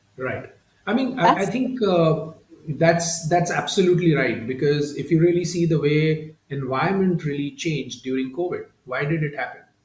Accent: Mumbai, Maharashtra, India; I come from Mumbai, India

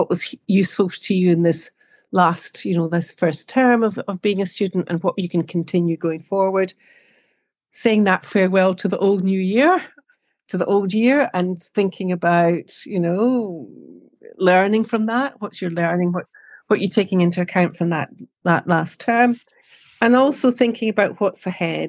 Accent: Scotland, United Kingdom; for me, being Scottish, the marking of a new year is really important

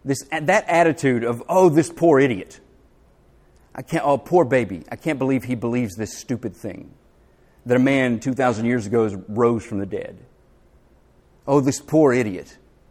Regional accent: the South, United States; accent: Southern; also born or lived in Philadelphia; I couldn't wait to get back to the South. But I found that if I dialed up my Southern accent

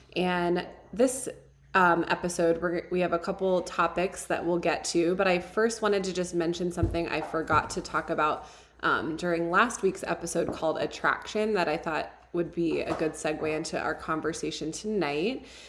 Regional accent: Ohio, United States; moved away as an adult; now in Tucson, United States; I grew up in Ohio

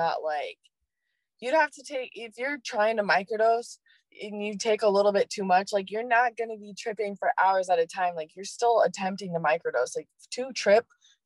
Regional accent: Oregon, United States; I'm from Oregon

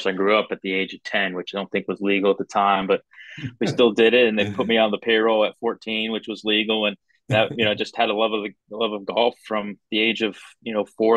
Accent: the Berkshires, Western Massachusetts, United States; moved away; also born or lived in Myrtle Beach, South Carolina; I grew up in Massachusetts. I grew up on the Western part of Massachusetts in the Berkshires

